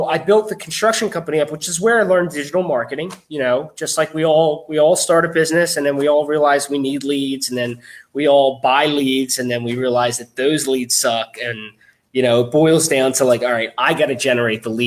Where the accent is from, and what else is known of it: right outside of Philadelphia, Pennsylvania, United States; born or raised there